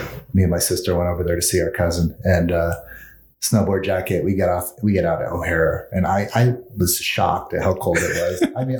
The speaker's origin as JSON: {"language": "English", "town": "Mesa", "region": "Arizona", "country": "United States", "tie": "born or raised there", "also_born_or_lived": "Elmhurst, Illinois", "said": "I'm from Mesa, so I grew up in Mesa."}